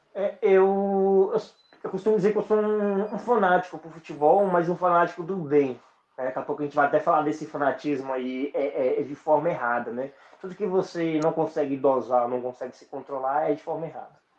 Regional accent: Barra do Rio Grande, Bahia, Brazil; also born or lived in São Paulo; now in Brasília, Brazil; eu sou do oeste da, da Bahia ali, em Barra do Rio Grande.

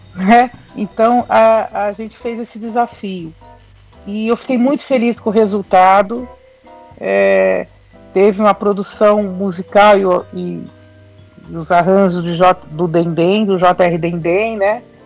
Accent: São Paulo, Brazil; Sim, sou de São Paulo, da capital, que paulistana.

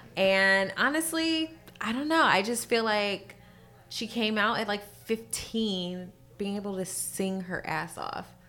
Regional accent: California, United States; born and raised in Cali

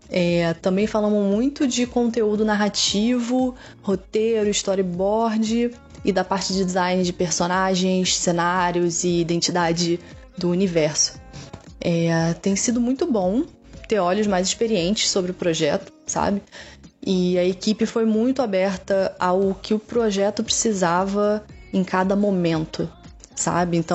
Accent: Rio de Janeiro, Brazil; eu sou do Rio de Janeiro

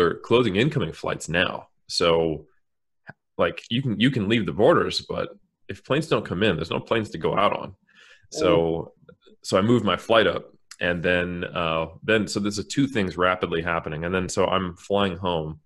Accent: United States; now in New Zealand; as an American, I'm happy to be in New Zealand.

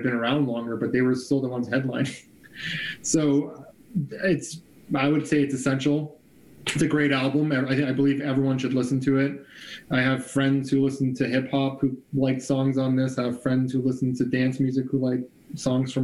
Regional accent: Canada; as a Canadian, a proud Canadian

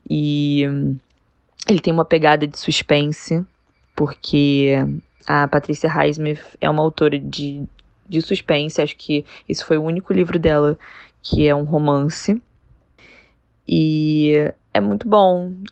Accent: Rio de Janeiro, Brazil; eu sou do Rio

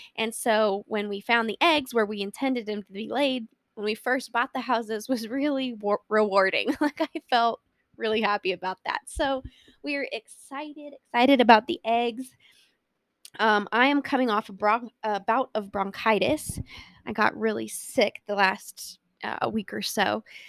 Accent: Colorado, United States; born or raised there

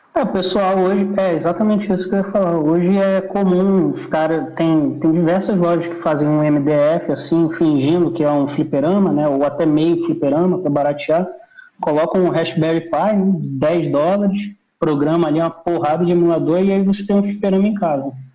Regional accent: Belém, Pará, Brazil; moved away; also born or lived in Rio de Janeiro / Fortaleza; eu nasci no Rio, mas eu me mudei com 4, 5 anos. Eu fui para Belém.

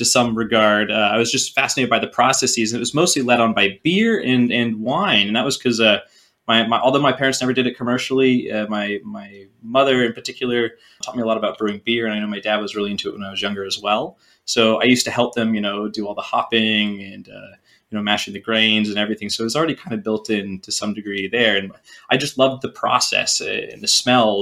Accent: Whidbey Island, Washington, United States; I was born on Whidbey Island in the Pacific Northwest, the Great Pacific Northwest in Puget Sound. We ate a lot of seafood growing up

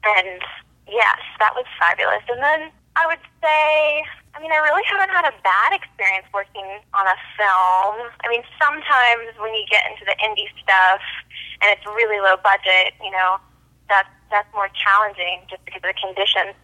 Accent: Dallas, Texas, United States; also born or lived in Austin, Texas; I'm from Dallas, Texas

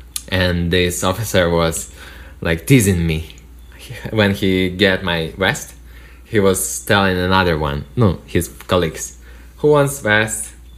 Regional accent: Russia; English is a second language; moved away as an adult; also born or lived in Moscow / Irkutsk; now in United States; I am from Russia.

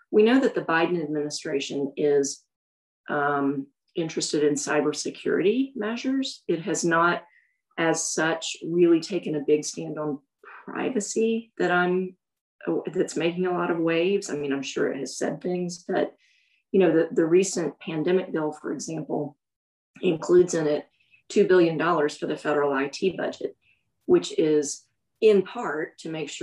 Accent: Alabama, United States; Alabama, which is my home state

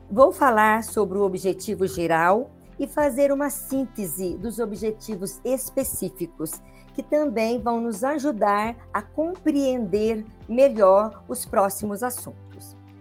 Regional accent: Estiva, Minas Gerais, Brazil; now in Pouso Alegre, Brazil; sou estivense, né? Eu nasci em Estiva, aqui no sul de Minas

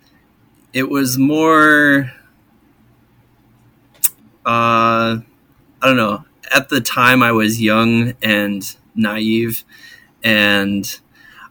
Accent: Midwest, United States; moved away; I'm originally from the Midwest

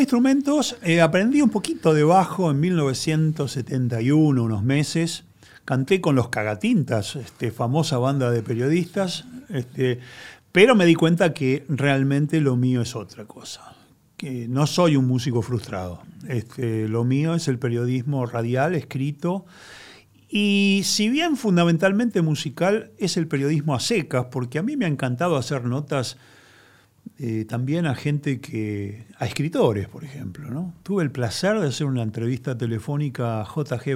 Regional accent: Argentina; yo soy argentino, soy un periodista

